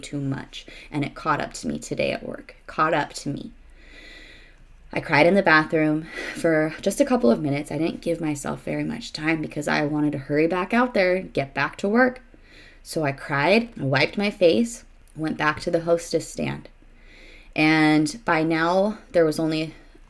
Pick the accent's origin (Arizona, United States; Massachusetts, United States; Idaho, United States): Arizona, United States; moved away as an adult; I was from Arizona.